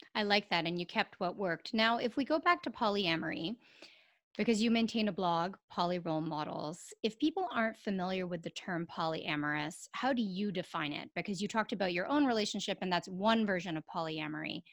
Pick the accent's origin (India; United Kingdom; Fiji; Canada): Canada; as a Canadian